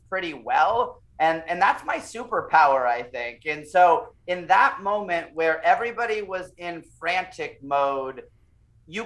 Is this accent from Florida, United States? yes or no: yes; Florida, United States; also born or lived in Puerto Rico; growing up in Florida, you kind of get used to hurricanes happening